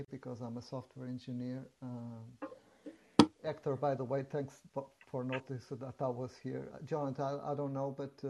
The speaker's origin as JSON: {"language": "English", "country": "Portugal", "moved": "yes", "lives_now": "Washington, D.C., United States", "said": "I'm a citizen of Portugal. I've been living here in the United States for a long time."}